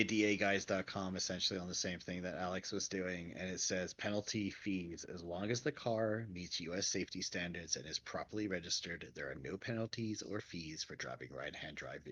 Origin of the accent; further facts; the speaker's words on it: England, United Kingdom; now in United States; I grew up in England